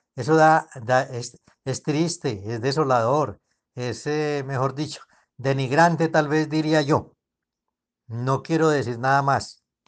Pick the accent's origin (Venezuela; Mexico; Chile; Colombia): Colombia; como buenos colombianos